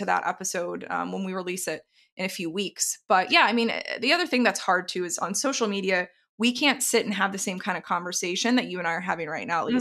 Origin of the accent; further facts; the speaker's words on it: the South, United States; moved away; I was originally from the South